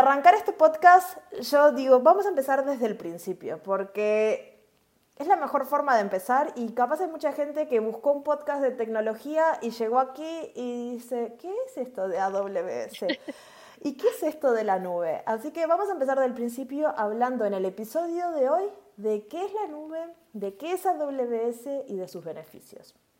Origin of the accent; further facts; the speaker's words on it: Uruguay; yo hablo un poquito raro porque soy de Uruguay